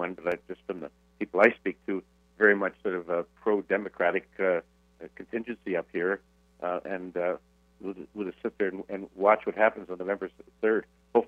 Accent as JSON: {"language": "English", "country": "Canada", "said": "I'm a Canadian citizen"}